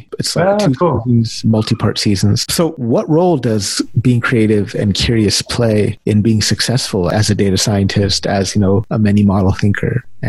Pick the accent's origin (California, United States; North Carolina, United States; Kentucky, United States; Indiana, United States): California, United States; Growing up in California as a Indian male with an Indian mom.